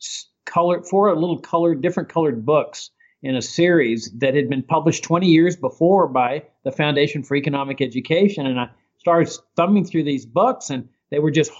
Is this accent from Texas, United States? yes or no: yes; Laredo, Texas, United States; I grew up in South Texas on a farm on the Rio Grande, and my dad was actively involved in politics in Laredo, my hometown.